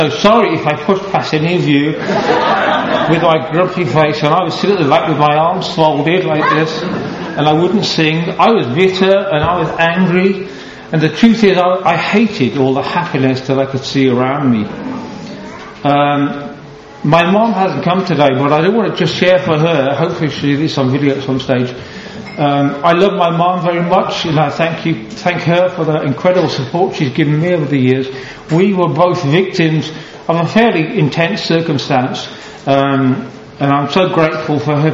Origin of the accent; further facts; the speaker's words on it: Halesowen, West Midlands, United Kingdom; also born or lived in Bromsgrove; I was born in Bromsgrove 53 years ago on Thursday, and I was raised in Hales Owen. So technically I'm a black country boy